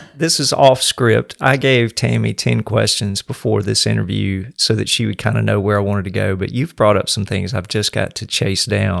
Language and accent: English; the South, United States; I grew up in the South